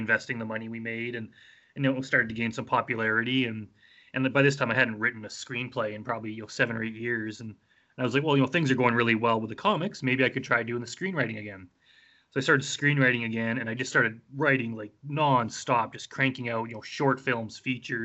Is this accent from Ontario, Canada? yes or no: no; Wetaskiwin, Alberta, Canada; now in Edmonton, Canada; I grew up in Wetaskiwin, which is a small town. Edmonton's a pretty big city, but yeah, that's where I'm based now